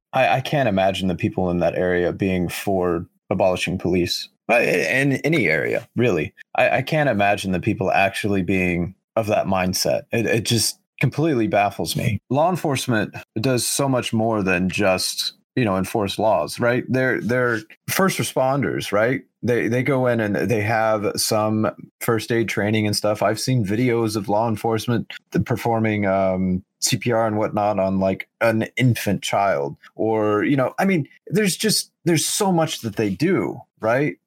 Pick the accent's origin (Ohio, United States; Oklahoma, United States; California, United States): Oklahoma, United States; my, my home state, the entire city of Tulsa, which is the largest city in, in Oklahoma